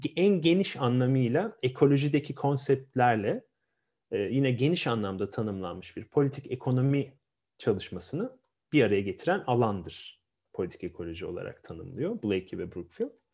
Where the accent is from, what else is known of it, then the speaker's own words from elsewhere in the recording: Ankara, Turkey; also born or lived in Afyon; aslen Afyonluyum ama Ankara'da doğma büyümeliyim